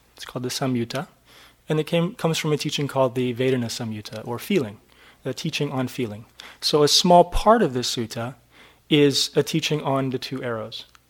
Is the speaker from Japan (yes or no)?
no; New Hampshire, United States; I was brought up in New Hampshire in a little town